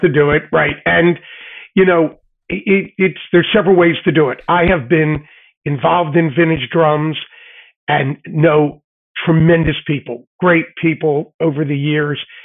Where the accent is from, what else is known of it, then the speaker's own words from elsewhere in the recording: Philadelphia, Pennsylvania, United States; as a kid growing up in Philly